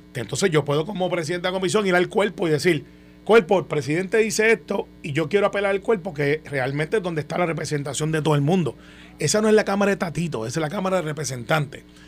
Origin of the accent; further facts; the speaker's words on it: Guaynabo, Puerto Rico; Yo soy de Guainabo